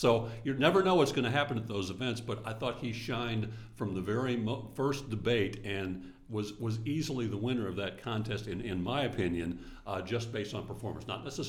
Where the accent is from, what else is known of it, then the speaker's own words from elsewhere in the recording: St. Louis, Missouri, United States; I was born in St. Louis